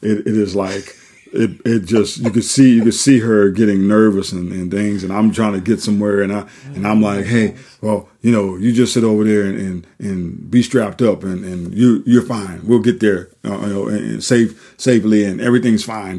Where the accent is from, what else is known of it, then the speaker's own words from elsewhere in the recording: New Orleans, Louisiana, United States; moved away; we're originally from New Orleans, Louisiana